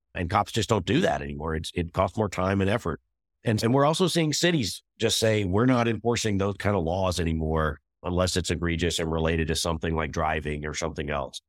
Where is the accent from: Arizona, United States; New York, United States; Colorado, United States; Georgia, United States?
Georgia, United States; moved away as an adult; also born or lived in Washington, D.C.; I grew up in Georgia in a really rural part of the state